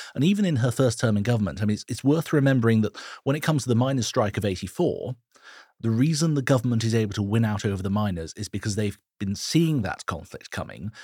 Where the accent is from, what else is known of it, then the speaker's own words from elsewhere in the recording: Switzerland; now in United Kingdom; my home country of Switzerland.